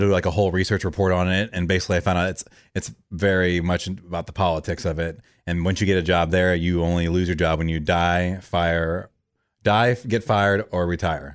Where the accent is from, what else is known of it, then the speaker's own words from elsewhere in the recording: Orlando, Florida, United States; moved away; I grew up in Orlando